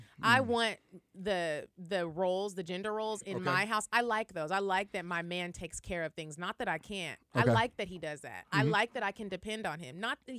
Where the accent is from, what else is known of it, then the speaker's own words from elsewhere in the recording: Arlington, Texas, United States; I'm from Arlington, Texas.